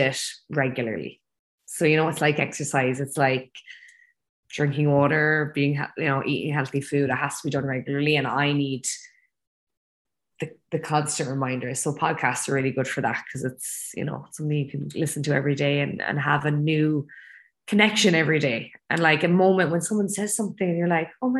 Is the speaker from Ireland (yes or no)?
yes; Ireland; moved away as an adult; also born or lived in Abu Dhabi; now in Chiang Mai, Thailand; I'm the only Irish person in the gym right now